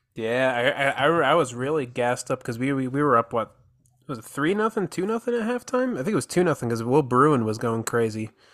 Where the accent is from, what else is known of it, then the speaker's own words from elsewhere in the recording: Morris County, New Jersey, United States; moved away as an adult; now in Houston, United States; I'm a Jersey boy actually